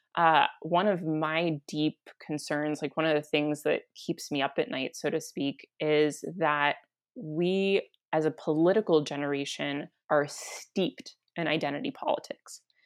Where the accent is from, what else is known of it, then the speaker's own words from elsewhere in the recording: Santa Fe, New Mexico, United States; also born or lived in Guatemala; I was born and raised in Santa Fe, New Mexico